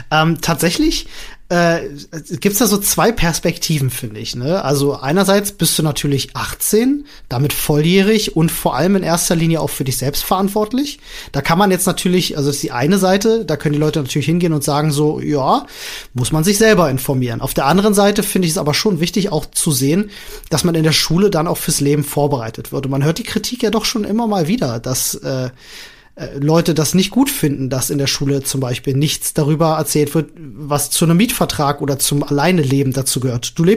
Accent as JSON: {"language": "German", "region": "Berlin", "country": "Germany", "tie": "born or raised there", "said": "Ich bin ja in Berlin groß geworden und in Berlin hast du ja eigentlich immer irgendwo Wohnungen, die frei sind, die du mieten kannst."}